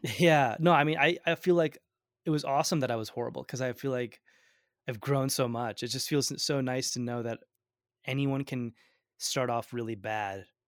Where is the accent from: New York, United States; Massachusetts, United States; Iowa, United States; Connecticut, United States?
New York, United States; Binghamton; first language Gujarati; English is a second language; also born or lived in Ahmedabad, Gujarat, India / Vestal, New York / Washington, D.C.; I grew up in Binghamton